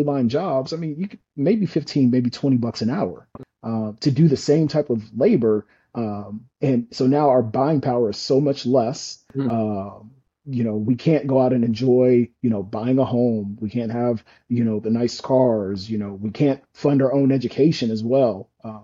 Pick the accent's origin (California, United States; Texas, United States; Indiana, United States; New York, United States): Indiana, United States; moved away; I'm again from Indiana. I'm from a General Motors town.